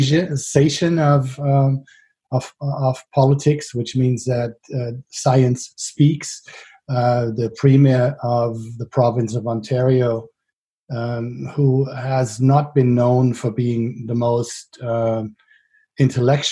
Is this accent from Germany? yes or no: yes; Frankfurt, Hesse, Germany; places like Sossenheim and Bonnames in my hometown of Frankfurt